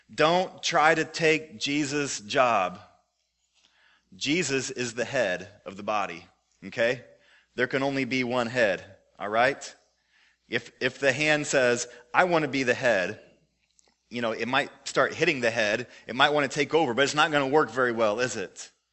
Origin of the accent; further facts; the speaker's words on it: Joplin, Missouri, United States; my hometown, Joplin, Missouri